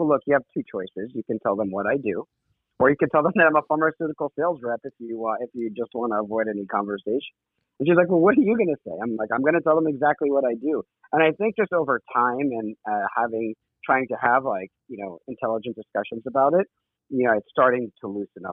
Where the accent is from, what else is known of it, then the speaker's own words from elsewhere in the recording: East Coast, United States; moved away as an adult; also born or lived in Egypt (ancestry); now in San Francisco, United States; growing up on the East Coast, especially with a conservative family